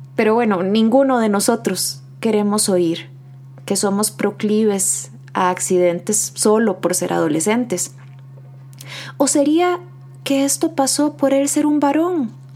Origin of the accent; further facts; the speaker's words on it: Costa Rica; nos interpela en nuestra identidad como costarricenses